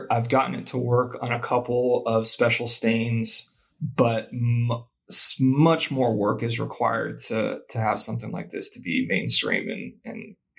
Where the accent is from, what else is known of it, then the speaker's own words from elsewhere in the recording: Columbus, Ohio, United States; I grew up in Columbus, Ohio. I think to grow up there, it's like a requirement that you be a rabid college football fan.